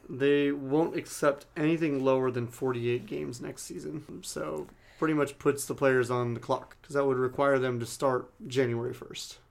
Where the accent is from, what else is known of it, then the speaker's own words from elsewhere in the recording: Southern California, United States; growing up in Southern California